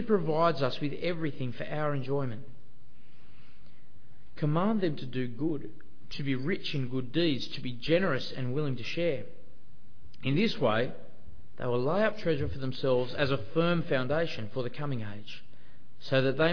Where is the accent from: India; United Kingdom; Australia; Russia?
Australia; also born or lived in Sydney; being Australian